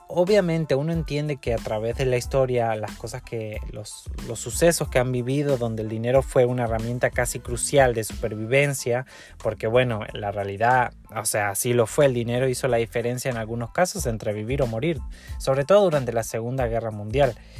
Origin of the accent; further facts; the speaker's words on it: Argentina; now in Mexico; Argentina, mi país